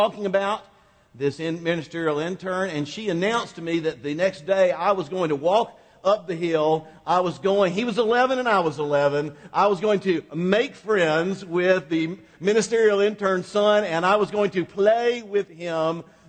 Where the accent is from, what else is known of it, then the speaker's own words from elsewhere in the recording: Quincy, Florida, United States; My hometown of Quincy, Florida is about as Mayberry-ish as any little town that you could find